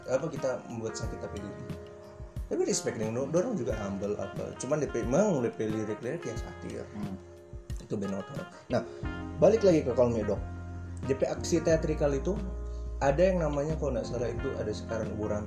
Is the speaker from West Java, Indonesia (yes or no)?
no; Purworejo, Central Java, Indonesia; Orang Baltim, dia orang Guruman, kita orang Purworejo.